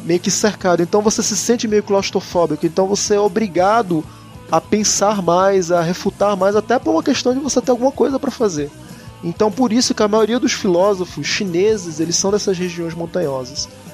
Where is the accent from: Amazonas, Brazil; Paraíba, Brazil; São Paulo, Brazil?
Amazonas, Brazil; Manaus; moved away as an adult; also born or lived in Buenos Aires, Argentina; now in Salvador, Brazil; eu saí de Manaus, minha terra natal